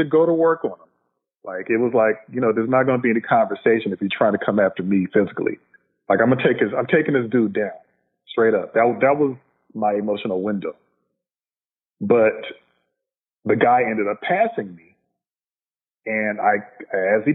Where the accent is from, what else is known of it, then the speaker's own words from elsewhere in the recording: Los Angeles, California, United States; I'm a L.A. native, African-American man, still live in Los Angeles to this day, born and raised in South Central L.A.